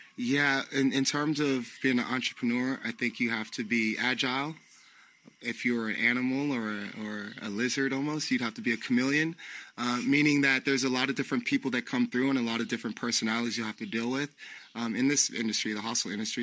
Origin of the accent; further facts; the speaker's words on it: San Francisco, California, United States; moved away as an adult; now in Portugal; I'm from San Francisco, California. Um, I was born and raised there